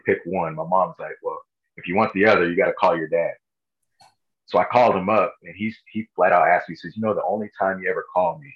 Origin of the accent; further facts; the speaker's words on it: Los Angeles County, Southern California, United States; I grew up in Southern California